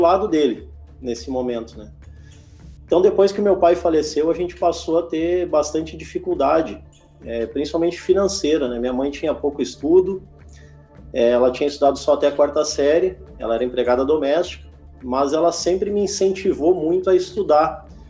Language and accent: Portuguese; Alvorada, Rio Grande do Sul, Brazil; also born or lived in Porto Alegre; eu nasci em Porto Alegre, aqui no Rio Grande do Sul mesmo, sou gaúcho, né, e me criei em Alvorada